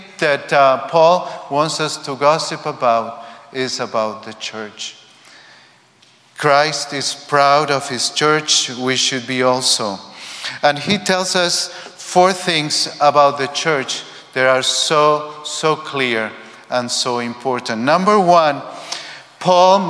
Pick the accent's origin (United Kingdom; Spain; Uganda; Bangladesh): Spain; I come from Spain.